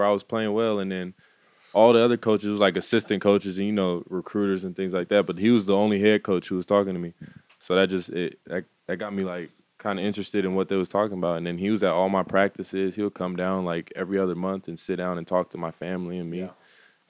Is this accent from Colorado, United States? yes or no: no; Sacramento, California, United States; moved away; also born or lived in Seattle; I'm from Sacramento.